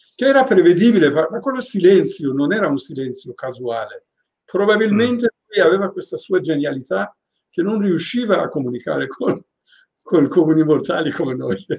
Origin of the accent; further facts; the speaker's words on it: Tehran, Tehran Province, Iran; also born or lived in Venice; now in Italy; Io sono di Rolac